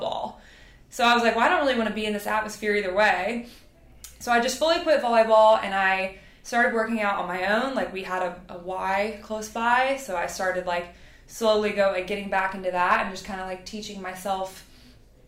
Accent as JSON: {"language": "English", "region": "Tennessee", "country": "United States", "tie": "born or raised there", "also_born_or_lived": "Louisiana", "said": "after we moved from Louisiana to Tennessee, like, I started volleyball"}